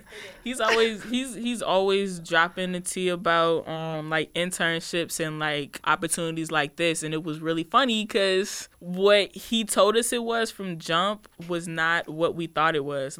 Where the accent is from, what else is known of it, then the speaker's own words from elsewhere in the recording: Woodbridge, Virginia, United States; I am from Woodbridge, Virginia